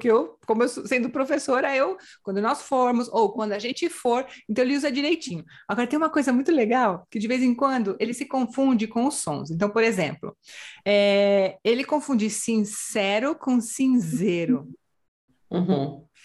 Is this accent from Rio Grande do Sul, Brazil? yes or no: yes; border with Uruguay, Rio Grande do Sul interior, Brazil; moved away as an adult; now in Spain; sou do interior, fronteira com o Uruguai.